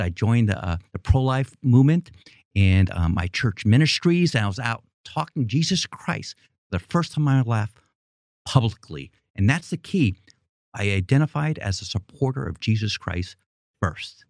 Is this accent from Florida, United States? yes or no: no; New York City, New York, United States; moved away as an adult; I grew up in Queens, New York